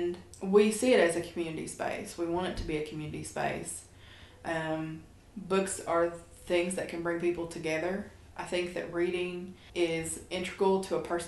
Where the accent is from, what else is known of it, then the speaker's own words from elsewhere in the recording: Beattyville, Kentucky, United States; now in Lexington, United States; we're both from Appalachia